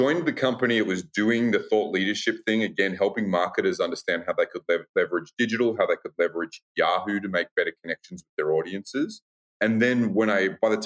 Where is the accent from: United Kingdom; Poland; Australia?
Australia; moved away as an adult; now in United States; I am originally from Australia